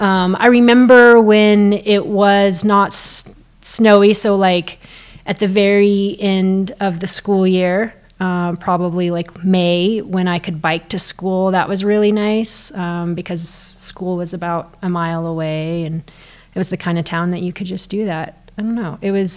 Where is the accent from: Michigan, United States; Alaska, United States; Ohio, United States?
Alaska, United States; Girdwood; also born or lived in Anchorage; It wasn't like Girdwood was a smaller town than Anchorage, because I also spent time growing up in Anchorage.